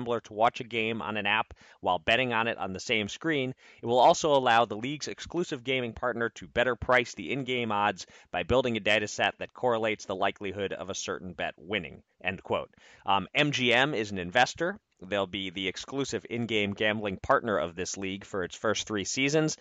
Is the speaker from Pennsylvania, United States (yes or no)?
yes; Pennsylvania, United States; born or raised there